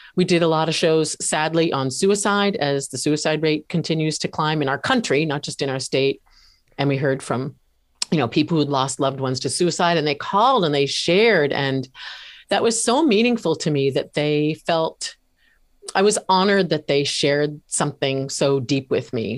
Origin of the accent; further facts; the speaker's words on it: New Hampshire, United States; moved away; also born or lived in Washington, D.C.; moved back to my home state of New Hampshire in nineteen ninety-five